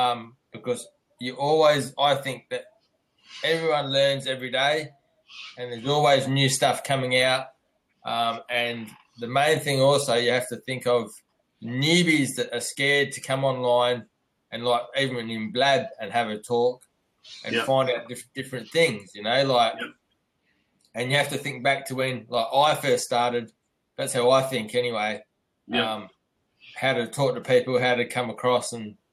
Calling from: Perth, Western Australia, Australia; I'm from Perth.

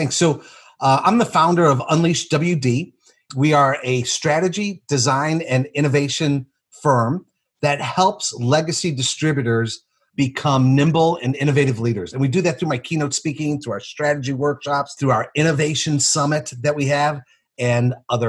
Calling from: Barrington, Illinois, United States; Well, I'm in my office in Barrington, Illinois, outside of Chicago.

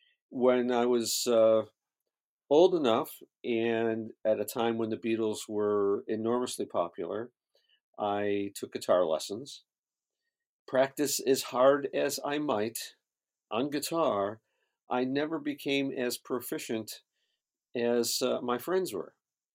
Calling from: Los Angeles, California, United States; I'm in Los Angeles, California.

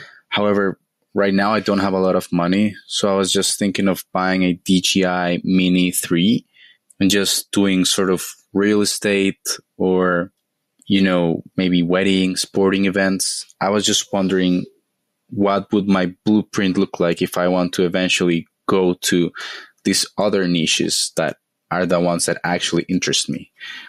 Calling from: Costa Rica; This is … here, and I'm reaching out from Costa Rica.

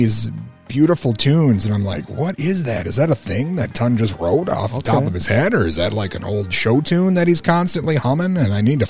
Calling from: Mankato, Minnesota, United States; I am calling from Mankato.

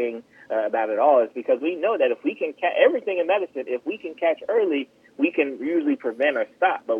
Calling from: Florida, United States; Yeah, I'm in South Florida.

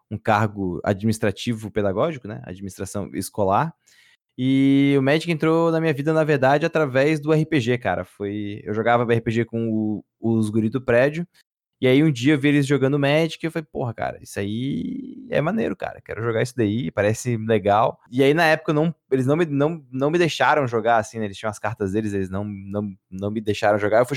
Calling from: Florianópolis, Santa Catarina, Brazil; Cara, eu tô falando de, Flor de Florianópolis, Santa, Santa Catarina, tenho 29 anos.

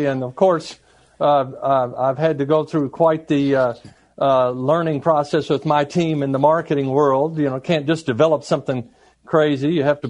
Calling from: Georgia, United States; I'm joining you from the suburbs of Atlanta, Georgia.

